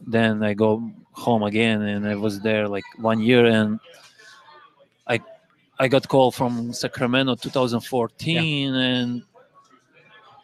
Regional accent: Podgorica, Montenegro; English is a second language; moved away as an adult; also born or lived in Greece; now in Indianapolis, United States; I come back in the same club in my hometown club Budućnost again

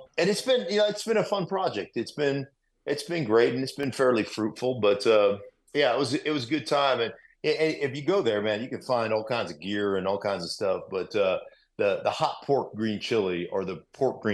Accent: Alaska, United States; moved away as an adult; also born or lived in Idaho; I'm a kid from Alaska that went to this school, the University of Idaho

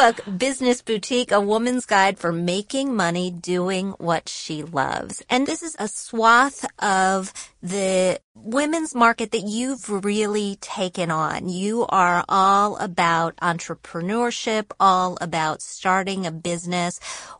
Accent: Michigan, United States; born there; also born or lived in Wisconsin / Indiana / West Virginia; now in New York, United States; I was born in Michigan, then I moved to Wisconsin, then Indiana, then West Virginia, then my parents moved to Illinois, but I didn't go because I was in college. And I came to New York following college.

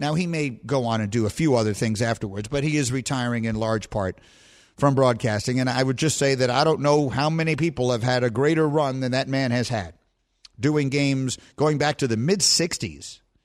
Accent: New York City, New York, United States; moved away; also born or lived in Chicago; I grew up in New York City

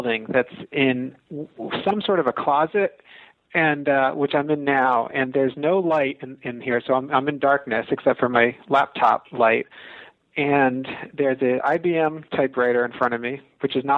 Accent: West Long Branch, New Jersey, United States; moved away as an adult; also born or lived in Columbia, Missouri; now in Starkville, United States; I'm from New Jersey. I'm from a town called West Long Branch, which is on the shore

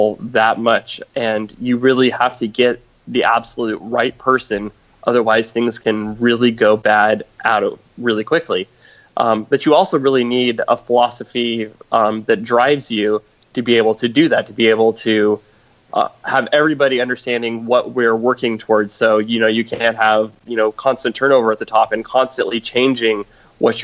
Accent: United States; being American

